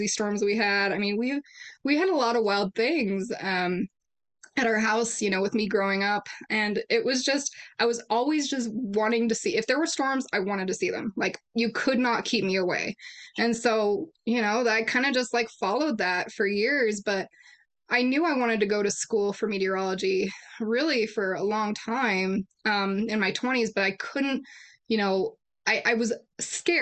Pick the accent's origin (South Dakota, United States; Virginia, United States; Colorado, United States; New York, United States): Colorado, United States; Colorado Springs; growing up in Colorado Springs, you know, we get a lot of weather extremes